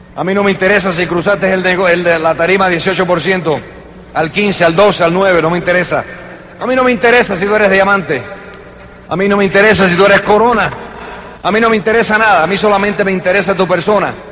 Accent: New York, United States; Se fue para Nueva York, donde yo nací, en el 47

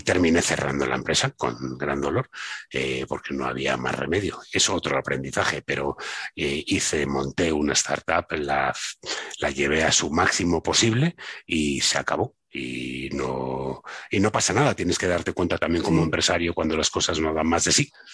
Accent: Madrid, Community of Madrid, Spain; also born or lived in Barcelona; yo soy de Madrid, me fui tres, cuatro años a vivir a Barcelona

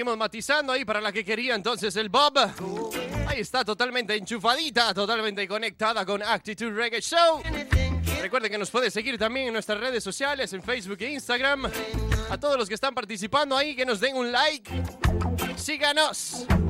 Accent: Costa Rica; now in Spain; soy de Costa Rica

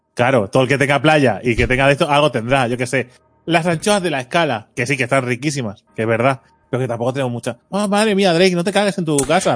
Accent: Catalonia, Spain; el puto desayuno catalán

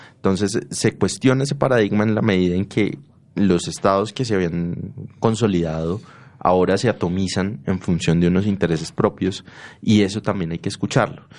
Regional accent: Antioquia, Colombia; los antioqueños tenemos ciertas diferencias culturales con, qué sé yo, los costeños

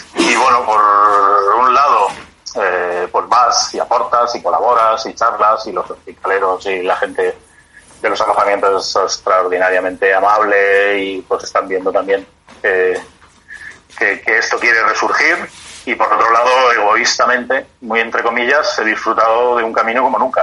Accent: Community of Madrid, Spain; also born or lived in Tres Cantos; soy un madrileño eh, toda la vida

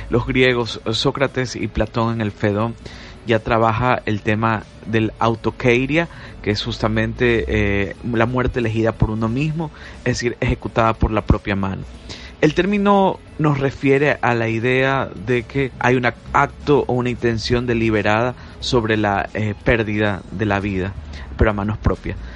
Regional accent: Guayaquil, Guayas, Ecuador; de Guayaquil, Ecuador.

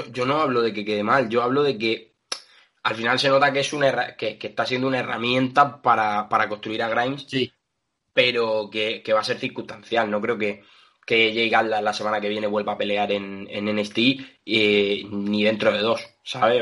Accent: Region of Murcia, Spain; yo soy murciano

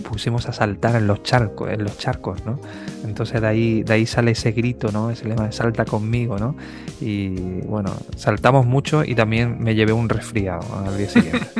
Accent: Osuna, Andalusia, Spain; moved away as an adult; also born or lived in Écija / Seville; now in Madrid, Spain; me voy a estudiar a Écija, que es un pueblo que está muy cerquita de Osuna

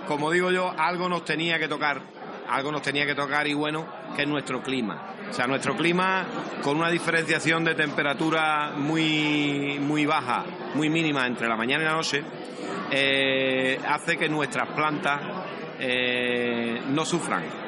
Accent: Medina Sidonia, Andalusia, Spain; mi pueblo, Medina Sidonia, que está en el centro geográfico de la provincia

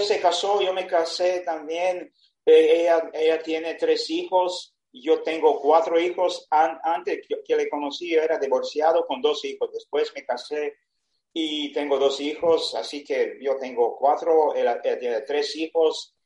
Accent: Serbia; Spanish is a second language; yo soy de Serbia, tengo 70 años

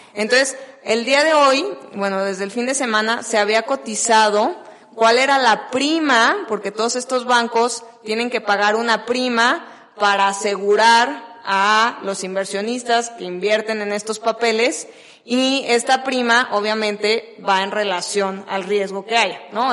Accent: Guadalajara, Jalisco, Mexico; yo que soy de Guadalajara

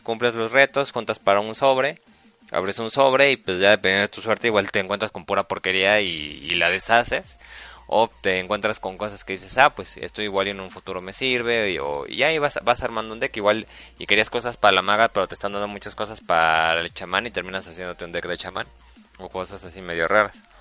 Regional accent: Mexico City, Mexico; somos del DF

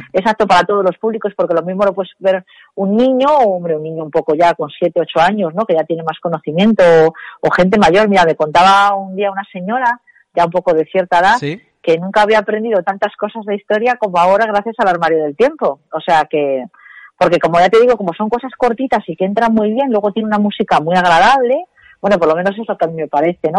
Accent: Spain; como somos los españoles

